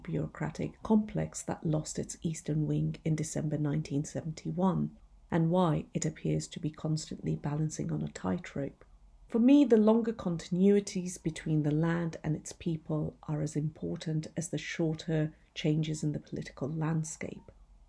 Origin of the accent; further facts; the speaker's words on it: Punjab, Pakistan; born there; moved away; I was born in the Punjab, though I have spent much of my life living outside.